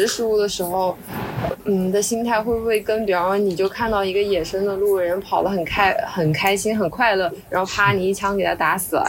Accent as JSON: {"language": "Chinese", "town": "Yangzhou", "region": "Jiangsu", "country": "China", "said": "我是扬州的，"}